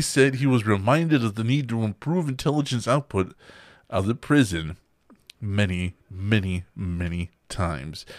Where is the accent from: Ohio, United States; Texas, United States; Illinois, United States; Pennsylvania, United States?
Texas, United States; where we're from, we're from Texas